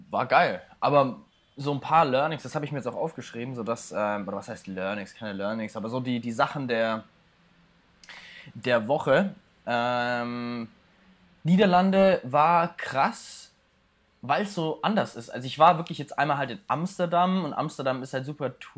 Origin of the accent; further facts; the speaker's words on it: Bavaria, Germany; hier bei uns in Bayern